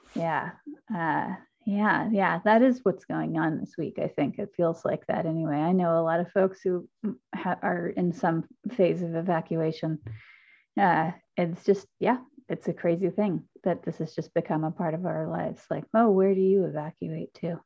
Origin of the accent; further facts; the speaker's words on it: Decatur, Georgia, United States; I am also from Decatur.